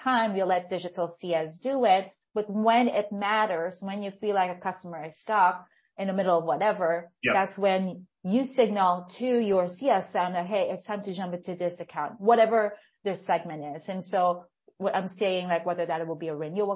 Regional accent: Philippines; now in Vietnam; I'm originally from the Philippines.

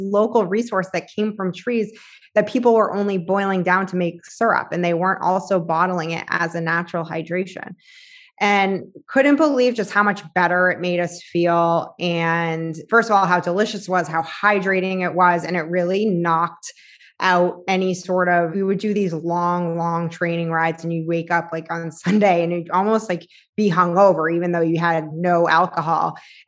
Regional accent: Boston, Massachusetts, United States; So I was in sales for tech, and I'm from Boston.

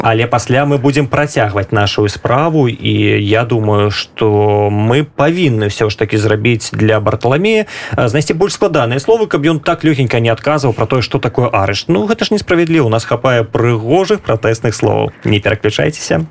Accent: Belarus; мы беларусы

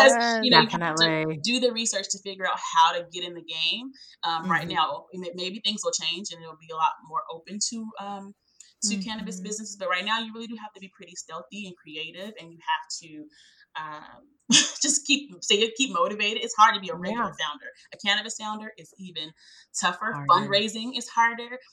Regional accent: Chicago, Illinois, United States; now in Georgia, United States; I was born and raised in Chicago

